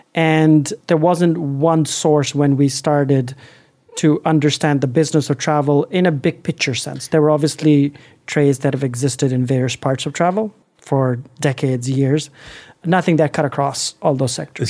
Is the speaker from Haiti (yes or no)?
no; India; moved away as an adult; also born or lived in Los Angeles, United States; now in United States; as a Indian guy into America